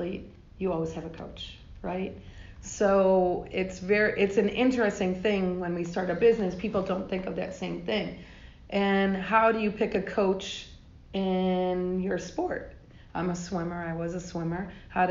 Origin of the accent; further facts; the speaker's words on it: New York, United States; also born or lived in Georgia; now in Atlanta, United States; I grew up in New York in the ghetto